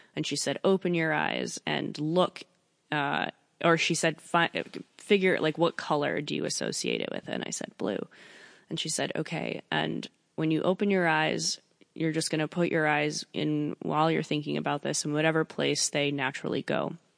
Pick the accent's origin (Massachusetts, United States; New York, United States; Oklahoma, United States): New York, United States; I'm from New York